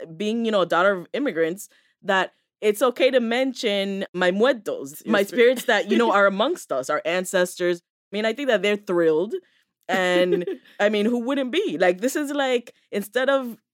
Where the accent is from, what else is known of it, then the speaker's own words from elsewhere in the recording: United States; first generation Americans